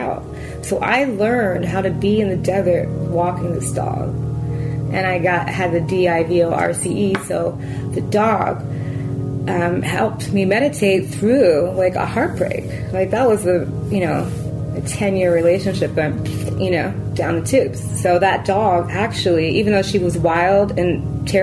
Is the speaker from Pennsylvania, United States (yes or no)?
yes; Philadelphia, Pennsylvania, United States; now in Yucca Mesa, United States; I'm from Philly